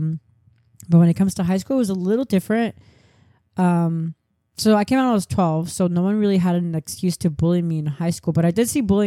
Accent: Orange County, California, United States; moved away as an adult; also born or lived in Los Angeles; growing up in Orange County

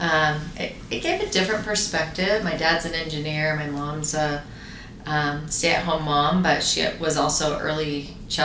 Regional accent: Placentia, California, United States; I grew up in Placentia, California, just outside of Fullerton and Anaheim in Orange County

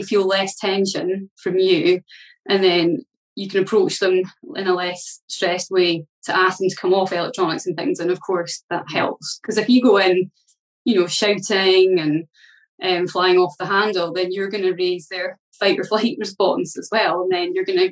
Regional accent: Scotland, United Kingdom; I come from Scotland

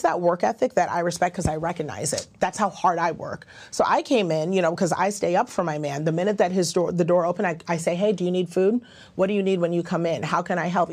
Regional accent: Ghana; I'm Ghanaian, that's how we were raised

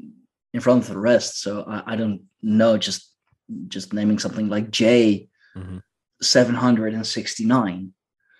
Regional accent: Leiden, South Holland, Netherlands; here in my hometown. And I know that the city of Leiden is quite an old city

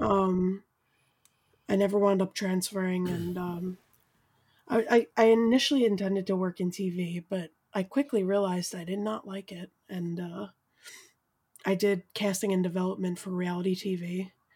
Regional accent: New York City, New York, United States; moved away as an adult; now in Brooklyn, United States; I'm from Staten Island

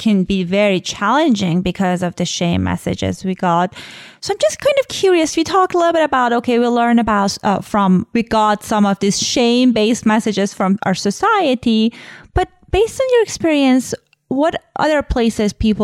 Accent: Iran; I was born in Iran, like right after revolution

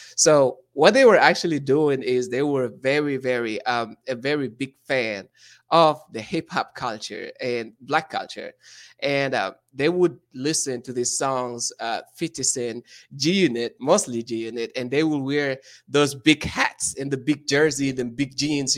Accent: Saint-Louis, Senegal; English is a second language; moved away as an adult; now in United States; I'm from Senegal, which is in West Africa, uh, in a small town called Saint Louis

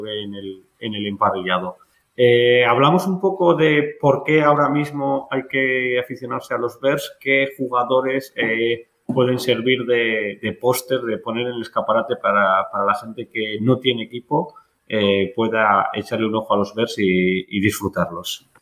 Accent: Spain; los que somos de España

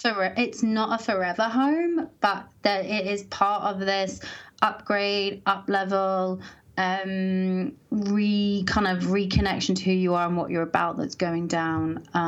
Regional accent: Colorado, United States; oh, okay, I grew up in Colorado. Like, this is important to me, but I'm being called to kind of step into some of that city energy.

